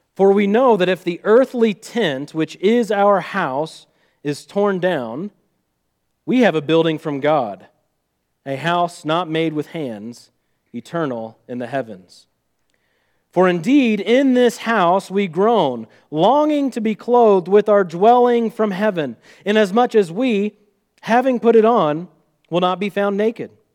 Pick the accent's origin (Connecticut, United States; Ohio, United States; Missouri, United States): Missouri, United States; accent: Missouri; my Missouri accent